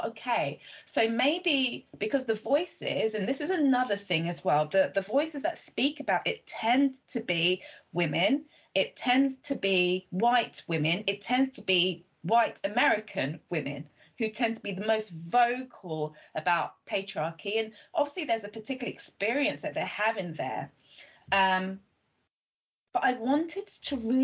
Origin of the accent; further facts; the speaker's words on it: Nigeria; I'm Nigerian